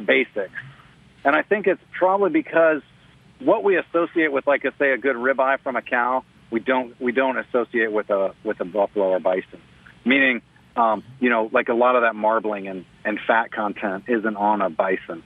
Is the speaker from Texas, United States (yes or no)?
yes; Texas, United States; growing up in Texas